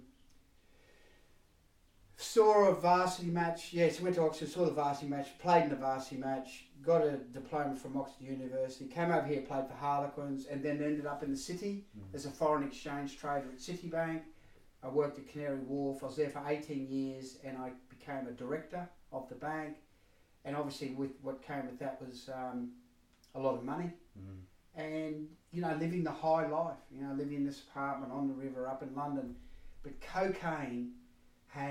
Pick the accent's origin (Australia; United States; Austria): Australia; Queensland country; now in United Kingdom; I'm Australian, grew up in Queensland country